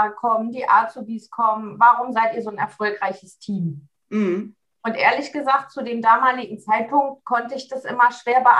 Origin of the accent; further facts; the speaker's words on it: Seevetal, Lower Saxony, Germany; ich komme aus Seevetal, sagtest du schon. Das ist so der Speckgürtel von, von Hamburg, ein nördlichster Zipfel von Niedersachsen.